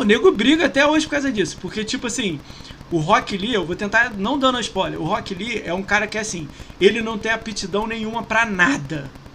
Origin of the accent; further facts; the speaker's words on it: Rio de Janeiro, Brazil; also born or lived in São Paulo; eu sou do Rio